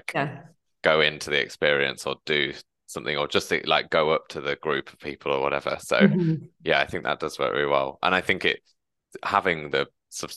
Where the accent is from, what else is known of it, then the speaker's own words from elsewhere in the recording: England, United Kingdom; now in London, United Kingdom; the north as I'm from, there are no trains